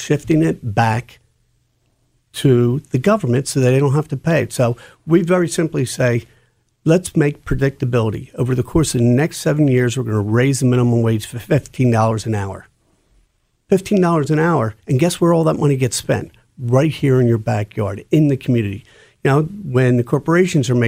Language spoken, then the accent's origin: English; Pennsauken, New Jersey, United States; I grew up in Pensacola, right across the river.